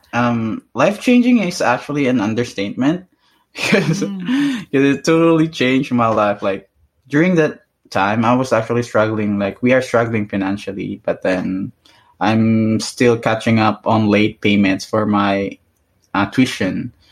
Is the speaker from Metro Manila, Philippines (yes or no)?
no; Iloilo City, Western Visayas, Philippines; first language Hiligaynon; English is a second language; moved away as an adult; also born or lived in Boracay; now in Canada; growing up in Boracay, like it's it's the island I grew up